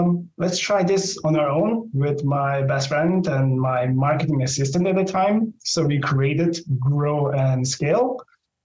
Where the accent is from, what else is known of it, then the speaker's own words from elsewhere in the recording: Slovenia; I'm from Europe, so in small town and small country from Slovenia.